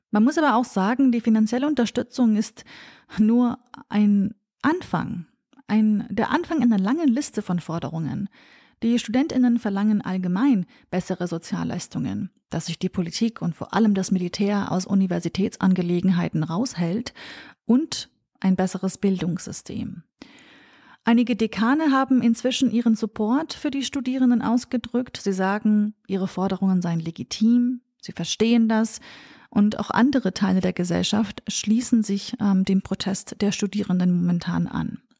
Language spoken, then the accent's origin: German; Sulaymaniyah, Sulaymaniyah Governorate, Iraq; Es handelt sich hier natürlich auch um meine Heimatregion, meine Heimatstadt Slemani.